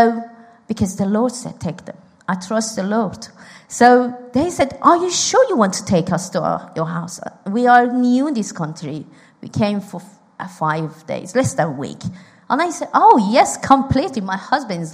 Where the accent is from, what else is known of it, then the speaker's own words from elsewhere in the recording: Iran; moved away; I'm from Iran